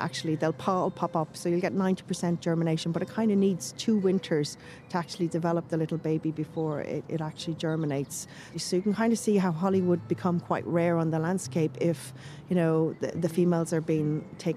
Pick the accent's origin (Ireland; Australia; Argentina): Ireland; Kildare, Leinster; I'm from Kildare